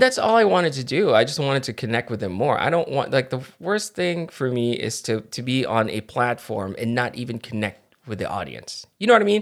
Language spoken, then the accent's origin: English; Philippines; I'm Filipino